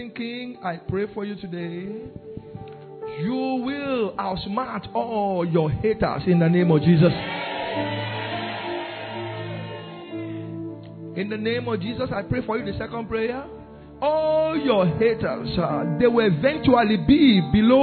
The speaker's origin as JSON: {"language": "English", "region": "Ondo", "country": "Nigeria", "moved": "yes", "lives_now": "Belgium", "said": "I am from Ondo State"}